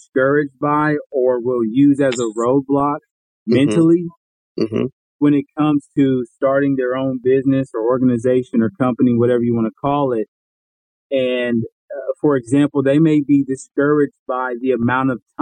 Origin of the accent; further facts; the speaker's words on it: Columbus, Ohio, United States; now in Dallas, United States; I live in the Dallas, Texas area. I'm from Columbus, Ohio, originally